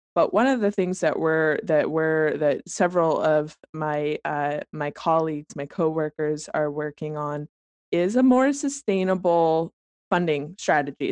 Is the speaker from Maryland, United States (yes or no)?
no; Colorado, United States; moved away as an adult; also born or lived in Arvada, Colorado; now in Eugene, United States; I'm from Colorado